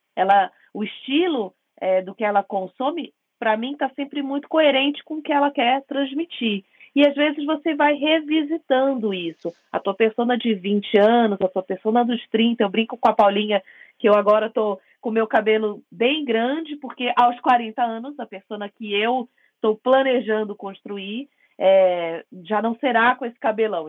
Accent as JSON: {"language": "Portuguese", "region": "Rio de Janeiro", "country": "Brazil", "said": "eu venho do Rio de Janeiro"}